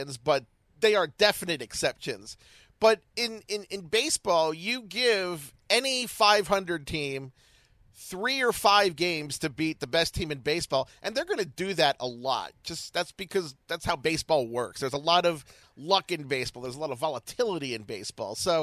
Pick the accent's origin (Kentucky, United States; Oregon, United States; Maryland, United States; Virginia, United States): Maryland, United States; Baltimore; I'm from Baltimore